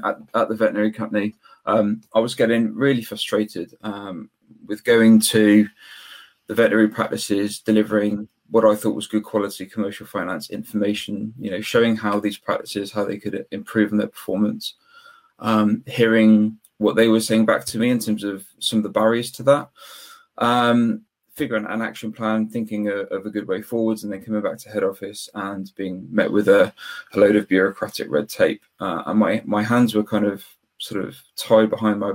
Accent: Weston-super-Mare, South West England, United Kingdom; I'm from Weston-super-Mare, which is just southwest of Bristol, about 20 minutes away

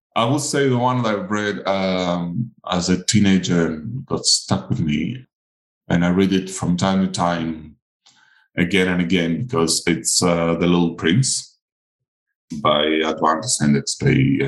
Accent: Crete, Greece; first language Greek; English is a second language; My first language is not English. It's Greek

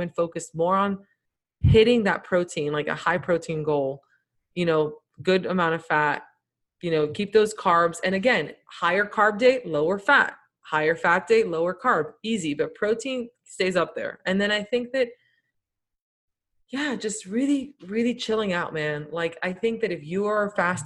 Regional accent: Miami, Florida, United States; I grew up in Miami.

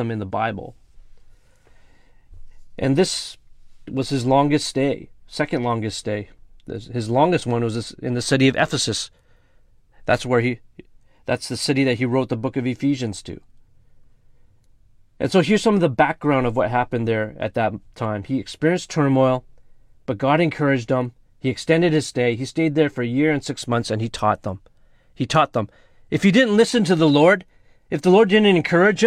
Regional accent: Vancouver, British Columbia, Canada; It's called St. Paul's Hospital. In fact, that's a hospital where I was born, where my mom went to, and I was born right in Vancouver

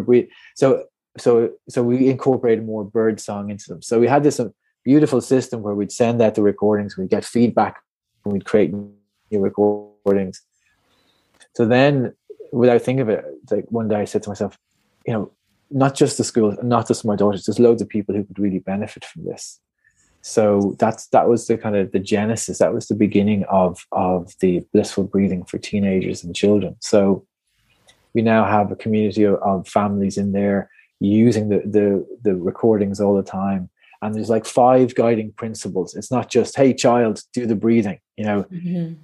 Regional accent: Portmarnock, Leinster, Ireland; I'm just from Portmarnock up on the North County Dublin mm-hmm. coast there

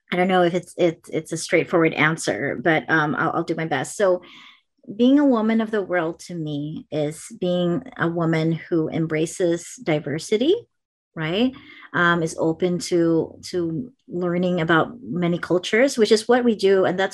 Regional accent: Philippines; now in California, United States; I still have my Filipino culture kind of deeply embedded in me, no matter how much people say, well, but you don't have an accent, or, you know, like, they don't believe that I grew up there, but I really did.

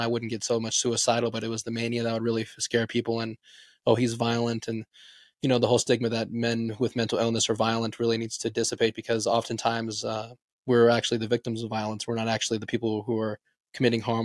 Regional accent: Las Vegas, Nevada, United States; moved away as an adult; now in Reno, United States; I'm originally from Las Vegas, but I came up here to go to the University of Nevada, Reno

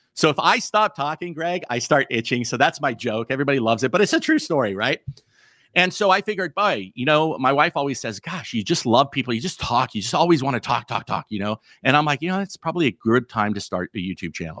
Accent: California, United States; also born or lived in Montana; now in Missoula, Montana, United States; my body was born in, in California

